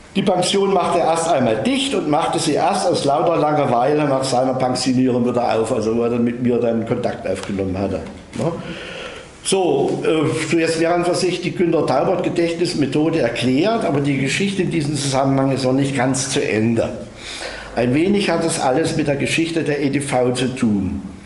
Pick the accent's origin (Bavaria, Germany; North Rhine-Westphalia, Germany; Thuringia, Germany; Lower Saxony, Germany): Thuringia, Germany; Bad Salzungen; accent: Saxon; In meiner Heimatstadt Bad Salzung